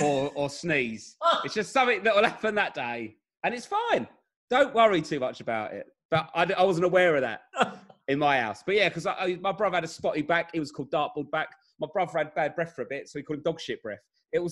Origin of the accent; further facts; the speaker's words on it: London, United Kingdom; accent: Southeast London accent; Well, so I'm not a Cockney. I'm from South East London.